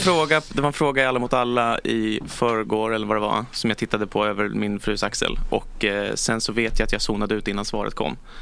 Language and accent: Swedish; Stockholm, Stockholm County, Sweden; also born or lived in Järna; fyra generationer stockholmare